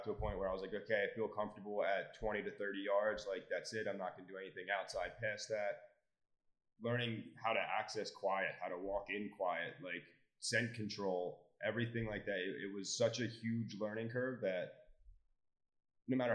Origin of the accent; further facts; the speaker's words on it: New York City, New York, United States; moved away as an adult; now in Lancaster County, Pennsylvania, United States; So I'm originally from New York City. I moved to Jersey or moved to Pennsylvania about 7 years ago.